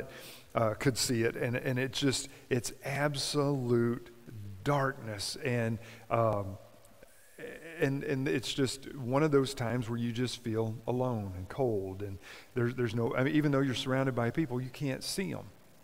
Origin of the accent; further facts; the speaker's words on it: Kentucky, United States; my home state of Kentucky